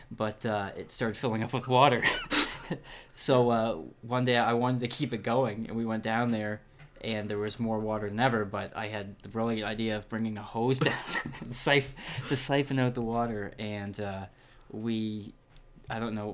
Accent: Chicago, Illinois, United States; growing up in Chicago.

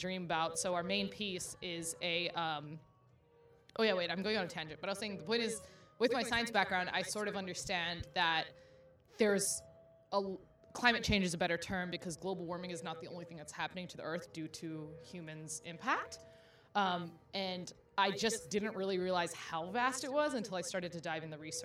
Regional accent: Houston, Texas, United States; moved away as an adult; now in New York, United States; I'm originally from Houston, so woo-woo, Texas! But I'm based out of New York now

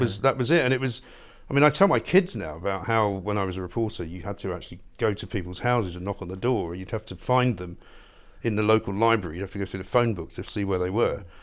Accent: England, United Kingdom; accent: English; moved away as an adult; also born or lived in New York, United States; my English accent

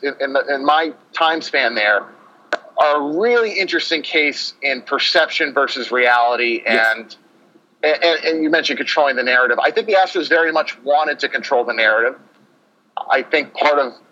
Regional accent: Northeast, United States; moved away; I'm from the Northeast

